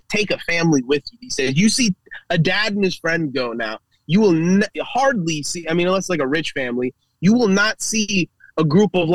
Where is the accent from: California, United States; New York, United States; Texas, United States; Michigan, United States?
California, United States; Los Angeles; I grew up in the Valley.